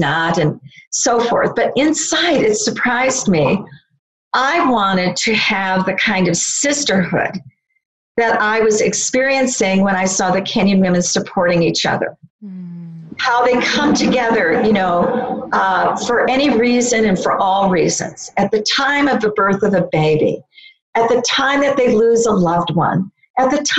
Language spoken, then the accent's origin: English; United States; I come as an American woman